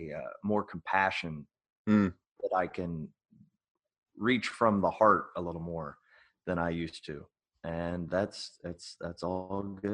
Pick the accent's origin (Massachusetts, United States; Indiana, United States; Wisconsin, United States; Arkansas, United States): Indiana, United States; Well, I'm from Indiana, mm-hmm. and we moved a lot. My dad was in the Marines